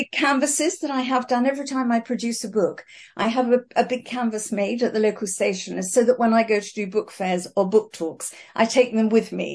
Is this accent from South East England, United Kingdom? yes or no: yes; South East England, United Kingdom; accent: English; moved away as an adult; also born or lived in Fiji; now in Auckland, New Zealand; you can probably tell by my accent that I'm English